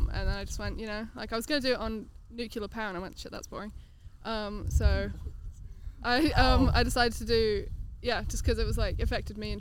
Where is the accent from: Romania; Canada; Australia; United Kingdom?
United Kingdom; England; now in New Zealand; I'm originally from England, but I moved here